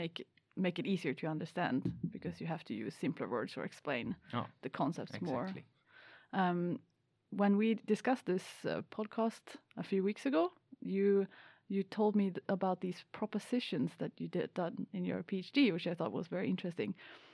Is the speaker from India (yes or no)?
no; Sweden; first language Swedish; English is a second language; So even though Swedish is my native language, I also lack a lot of words